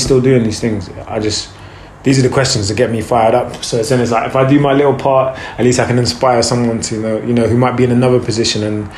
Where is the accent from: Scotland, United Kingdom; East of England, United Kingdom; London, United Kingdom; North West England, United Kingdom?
London, United Kingdom; Brixton; So when we were kids, like we lived in Brixton at first of all, which there's Brockwell Park